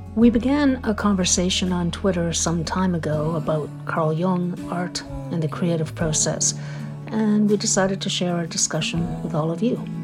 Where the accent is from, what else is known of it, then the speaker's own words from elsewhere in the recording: Galicia, Spain; moved away; where I was born in Spain, it is the Northwest